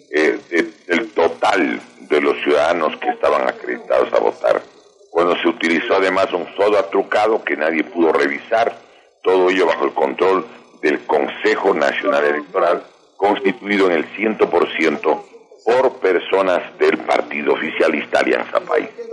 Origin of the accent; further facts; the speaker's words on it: Ecuador; nosotros debemos advertir como ecuatorianos